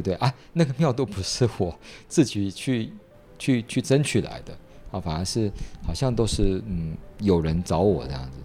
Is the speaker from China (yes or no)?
no; Yilan County, Taiwan; 尤其是我们故乡的这些这么好的人